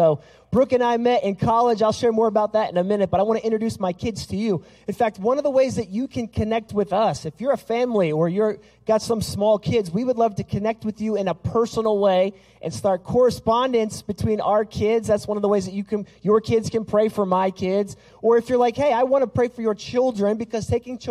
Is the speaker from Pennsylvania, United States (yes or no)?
yes; Pennsylvania, United States; moved away as an adult; also born or lived in Concordia, Missouri / Lancaster, Pennsylvania; my ancestors are Pennsylvania Dutch. I grew up in Pennsylvania.